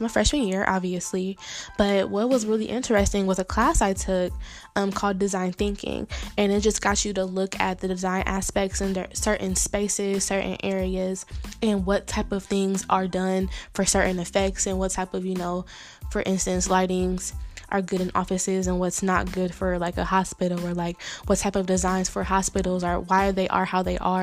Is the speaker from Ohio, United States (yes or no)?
yes; Dayton, Ohio, United States; I'm from Dayton